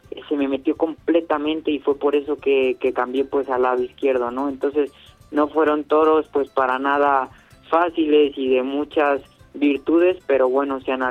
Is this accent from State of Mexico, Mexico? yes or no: no; Morelia, Michoacán, Mexico; Ya he tenido la fortuna de encerrarme con, con seis toros ahí en mi tierra Morelia, en este caso en la Monumental.